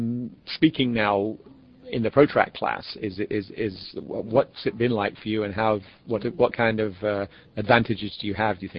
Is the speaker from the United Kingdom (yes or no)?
yes; England, United Kingdom; moved away; when I was growing up in England